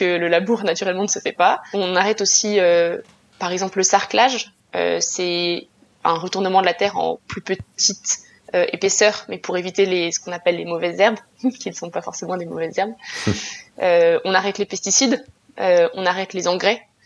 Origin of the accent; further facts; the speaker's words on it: France; chez nous en France